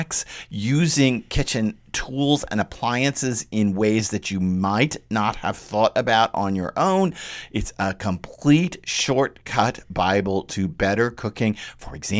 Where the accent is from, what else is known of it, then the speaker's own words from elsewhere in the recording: Texas, United States; I grew up with it in Texas